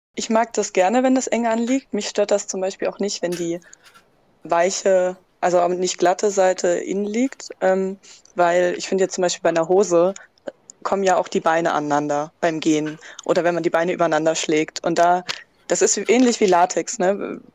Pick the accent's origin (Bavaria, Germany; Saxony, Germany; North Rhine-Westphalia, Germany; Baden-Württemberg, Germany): Saxony, Germany; Dresden; ich bin aus Dresden und 20 Jahre alt